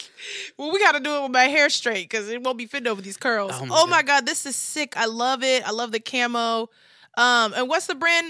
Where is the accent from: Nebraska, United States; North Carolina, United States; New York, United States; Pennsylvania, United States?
Nebraska, United States; Lincoln; But Lincoln was blue, baby. That's my hometown.